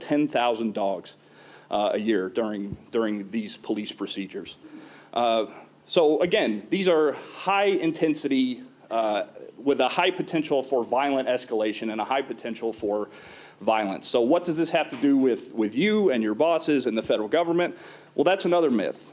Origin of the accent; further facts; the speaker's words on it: Oklahoma, United States; from my home state of Oklahoma